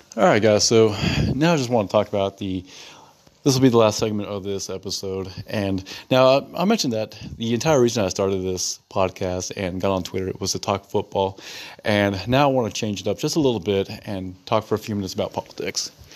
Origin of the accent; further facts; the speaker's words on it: United States; moved away as an adult; now in Italy; I'm an American citizen who lives in Italy